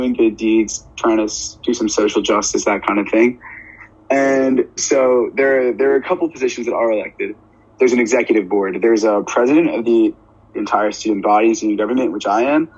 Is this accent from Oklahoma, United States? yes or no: no; New York, United States; I'm from New York